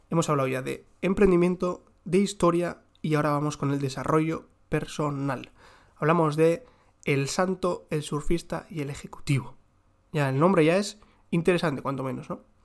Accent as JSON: {"language": "Spanish", "region": "South", "country": "Israel", "accent": "southern Israeli", "said": "yo tengo el acento, como ya digo, mi acento es del sur de Israel"}